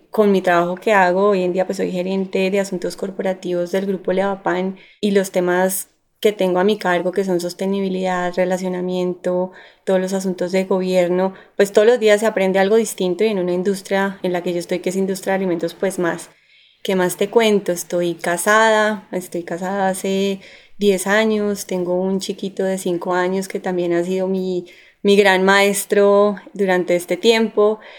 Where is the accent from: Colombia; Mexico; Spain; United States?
Colombia; Barranquilla, Atlántico; born there; now in Bogotá, Colombia; primero nací en Barranquilla, nadie se lo imagina, no, no tengo el costeño por ninguna parte, pero nací allá porque mi familia vivía allá. Llevo muchos años acá en Bogotá